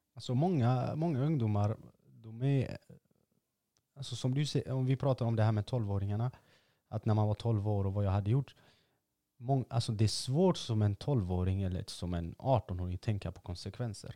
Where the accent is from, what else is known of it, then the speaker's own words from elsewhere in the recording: Gothenburg, Västra Götaland, Sweden; man är från Angered